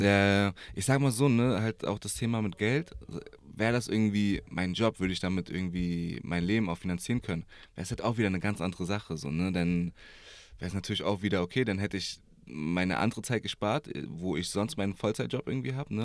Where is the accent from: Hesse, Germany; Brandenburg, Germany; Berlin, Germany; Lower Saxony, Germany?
Berlin, Germany; geboren, aufgewachsen hier in Berlin, Wedding, Moabit.